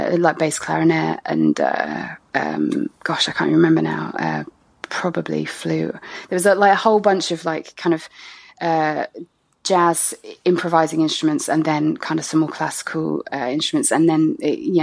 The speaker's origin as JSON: {"language": "English", "town": "Ipswich", "region": "East of England", "country": "United Kingdom", "tie": "born or raised there", "also_born_or_lived": "Cardiff, Wales / Wiltshire / France", "moved": "as an adult", "said": "I ended up in Suffolk, in Ipswich to be precise, when I was about eight, and I grew up there till 18"}